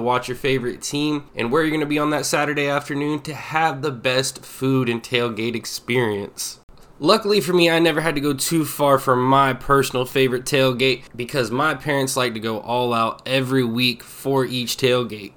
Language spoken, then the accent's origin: English; the South, United States; Growing up in the South